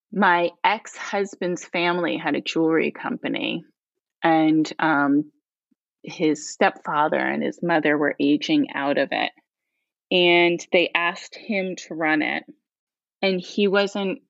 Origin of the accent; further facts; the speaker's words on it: rural Pennsylvania, United States; moved away as an adult; also born or lived in Portland, Oregon / New York; I grew up in Pennsylvania, in rural Pennsylvania